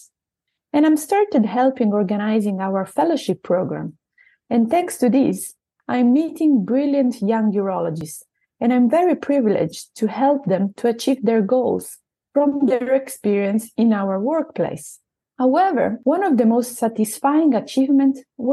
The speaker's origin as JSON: {"language": "English", "country": "Italy", "accent": "Italian", "second_language": "English", "moved": "as an adult", "lives_now": "Southampton, United Kingdom", "said": "I am originally from Italy, where I specialized in urology in 2016"}